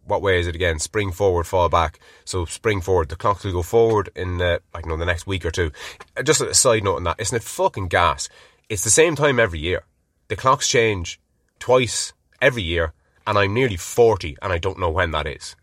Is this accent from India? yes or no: no; Ireland; being Irish